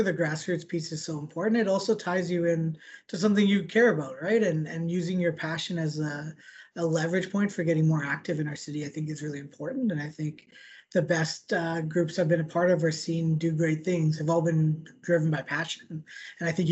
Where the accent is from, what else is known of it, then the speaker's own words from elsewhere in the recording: Winnipeg, Manitoba, Canada; Winnipeg is the place I call home. I always have and always will, no matter where I end up. I grew up in East Kildonan